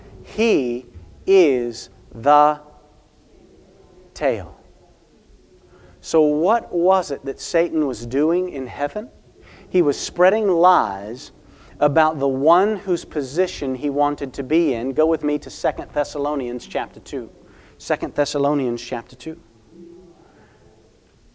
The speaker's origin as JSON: {"language": "English", "country": "United States", "said": "I am American"}